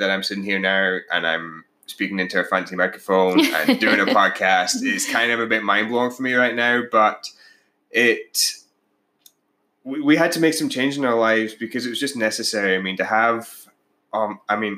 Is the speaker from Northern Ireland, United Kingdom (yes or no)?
no; Scotland, United Kingdom; moved away as an adult; now in Canada; I'm actually from Scotland originally. We both now live in Canada.